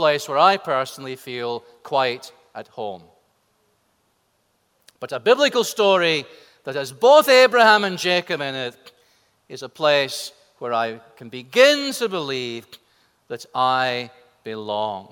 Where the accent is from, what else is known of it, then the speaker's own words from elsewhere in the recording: Scotland, United Kingdom; my home country of Scotland